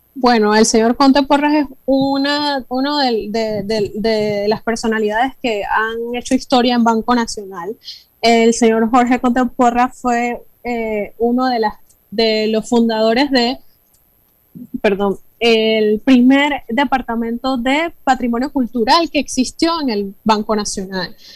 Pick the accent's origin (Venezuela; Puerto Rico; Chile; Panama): Panama; nuestra identidad como panameños